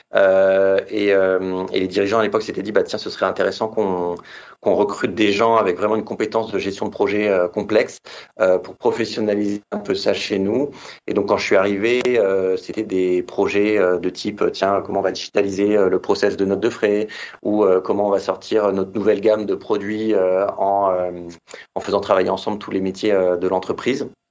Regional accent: Metz, Grand Est, France; moved away as an adult; also born or lived in Reims; now in Paris, France; je suis né dans l'Est à Metz

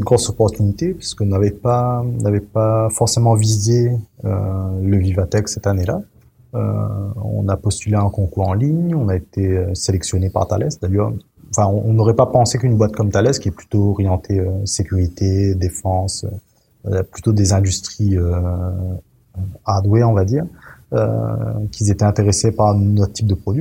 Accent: Saint-Benoît, Réunion; moved away as an adult; also born or lived in Saint-André, Réunion / Paris; m'a fait mon enfance à Saint-Benoît, euh, m'a grandi dans le quartier de Brafusy jusqu'à jusqu'à mes 12 ans

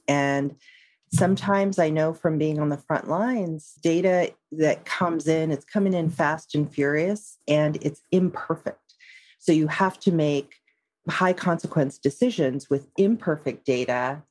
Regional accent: San Francisco Bay Area, California, United States; I'm in the San Francisco Bay Area. So I'm uh, actually a native of this area

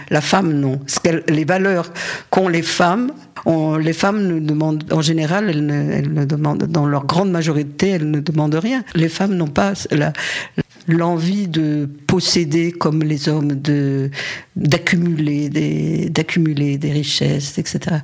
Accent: Paris, Île-de-France, France; moved away as an adult; also born or lived in Algeria / Saint-Denis; now in Barcelona, Spain; Je ne suis pas née à Paris. D'abord, je suis née en Algérie. Mes parents ont émigré. Euh, j'avais deux ans et on a, on a vécu plutôt à Saint-Denis au début, puis ensuite à Paris. Et ma scolarité, je l'ai faite à Paris

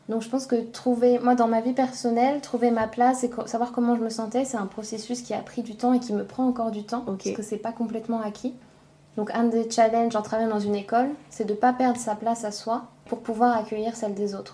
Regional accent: France; moved away as an adult; also born or lived in Denmark; now in Copenhagen, Denmark; j'ai 29 ans. Euh, j'ai grandi en France. Je suis arrivée au Danemark il y a 6 ans, 5 ou 6 ans.

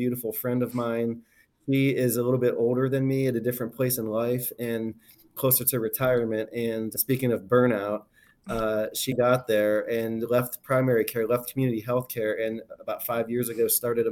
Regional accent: Ohio, United States; I practice in my hometown. I have a ton of people that I've known my whole life

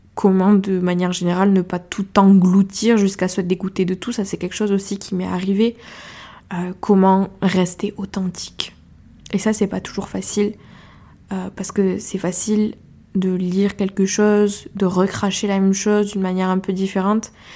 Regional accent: Ariège, Occitania, France; accent: Ariégeois; J'ai pris mon petit accent ariégeois

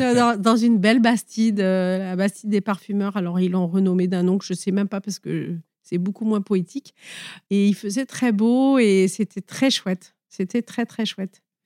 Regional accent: Nice, Provence-Alpes-Côte d'Azur, France; also born or lived in near Grasse; je viens des Alpes-Maritimes. Au départ, j'étais euh, plutôt niçoise et maintenant, je suis plutôt euh, près de Grasse.

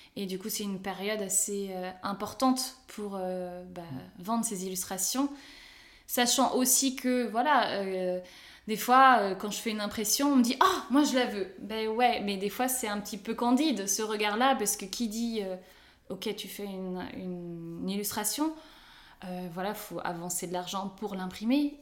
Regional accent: Nantes and Rennes, Brittany, France; moved away as an adult; also born or lived in Italy; moi qui suis bretonne, puisque je suis nantaise et rennaise, donc ça fait Bretagne.

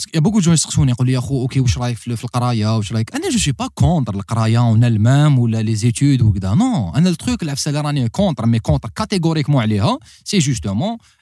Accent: Algiers, Algiers Province, Algeria; انا تربيت في باب الواد

